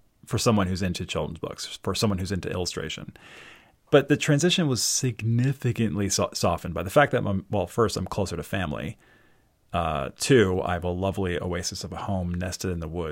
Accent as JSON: {"language": "English", "town": "Baltimore", "region": "Maryland", "country": "United States", "also_born_or_lived": "New York", "moved": "yes", "lives_now": "near Philadelphia, United States", "said": "I'm from Baltimore originally. Moved to New York, lived there for 20 years"}